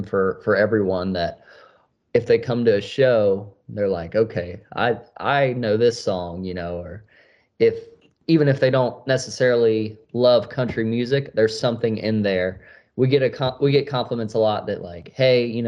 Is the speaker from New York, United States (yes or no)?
no; Florence, Kentucky, United States; I'm from Florence, Kentucky. It's really close to Cincinnati, Ohio.